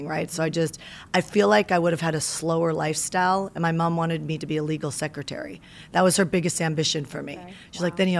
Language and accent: English; Canada; moved away as an adult; also born or lived in Las Vegas, Nevada, United States; now in United States; I moved to America from Canada